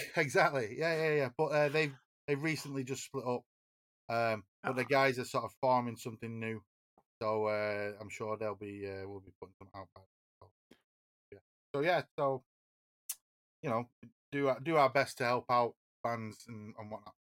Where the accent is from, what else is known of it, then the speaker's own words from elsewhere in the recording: Oldham, North West England, United Kingdom; we're from Oldham